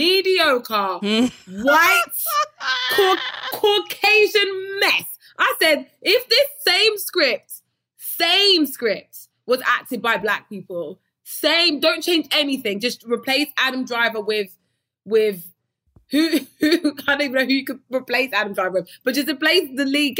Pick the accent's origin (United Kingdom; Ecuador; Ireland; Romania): United Kingdom; moved away as an adult; also born or lived in London; now in United States; as a kid growing up, like I felt African-American because in Britain